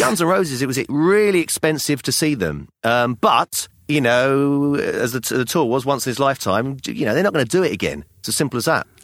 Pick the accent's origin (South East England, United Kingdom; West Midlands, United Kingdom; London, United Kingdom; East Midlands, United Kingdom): London, United Kingdom; I was born in London, in England, so I'm English